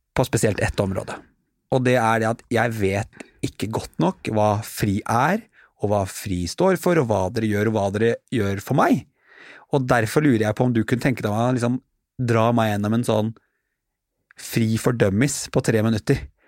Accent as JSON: {"language": "Norwegian", "country": "Norway", "said": "jeg som nordmann"}